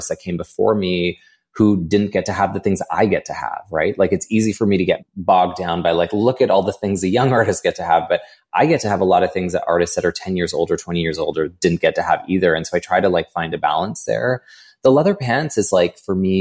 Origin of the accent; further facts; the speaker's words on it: Edmonton, Alberta, Canada; I was born in Edmonton